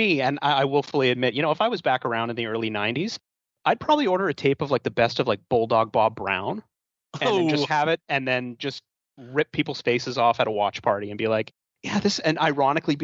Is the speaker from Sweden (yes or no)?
no; Canada; I'm from Canada